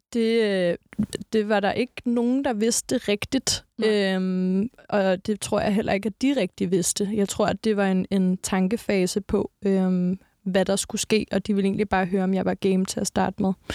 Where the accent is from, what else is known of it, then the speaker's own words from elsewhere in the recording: Næstved, Zealand, Denmark; jeg er fra Næstved. Altså, sådan, jeg er fra provinsen